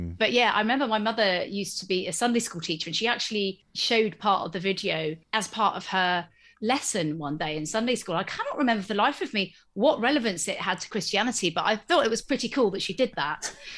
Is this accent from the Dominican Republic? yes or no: no; Exeter, South West England, United Kingdom; I grew up in Exeter, and at that stage, actually didn't feel like there was loads to do other than go to the shops or go to the cinema during the day